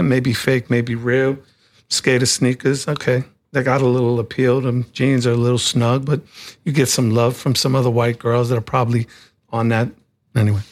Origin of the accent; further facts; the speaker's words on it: New York City, New York, United States; growing up in Far Rockaway in the seventies and being a kid going to P S one ninety seven